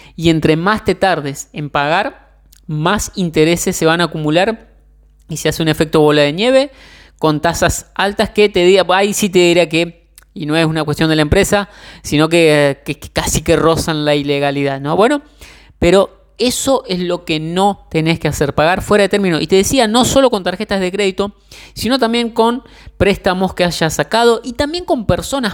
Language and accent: Spanish; Argentina; yo soy de Argentina